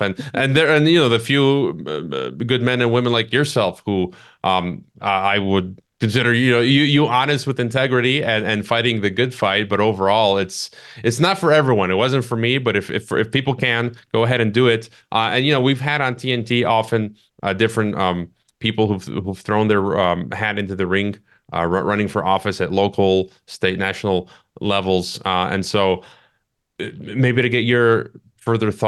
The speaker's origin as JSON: {"language": "English", "region": "Illinois", "country": "United States", "moved": "yes", "said": "my home state, Illinois"}